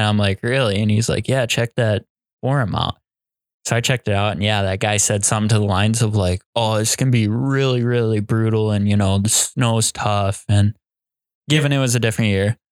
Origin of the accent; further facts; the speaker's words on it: Iowa, United States; we're from Iowa